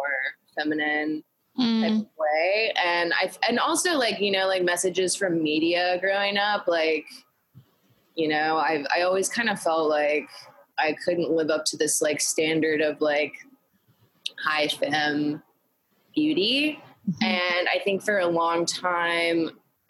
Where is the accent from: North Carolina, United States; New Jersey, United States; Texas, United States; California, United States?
North Carolina, United States; Greensboro; now in New York, United States; I grew up in Greensboro, North Carolina